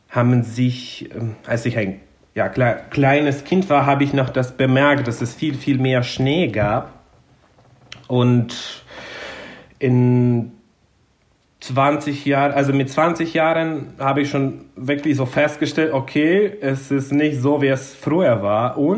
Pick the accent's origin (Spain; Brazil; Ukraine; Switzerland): Ukraine; southern Ukraine; born there; German is a second language; Vor dem Krieg war es so, dass insbesondere im Süden, da wo ich geboren bin, hat man schon es gesehen, wie der Klimawandel quasi voranschreitet, weil im Süden der Ukraine ist es äh, viel sonniger und viel heißer.